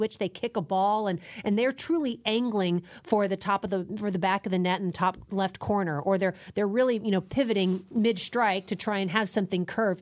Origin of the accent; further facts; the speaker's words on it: Dallas, Texas, United States; I grew up in Dallas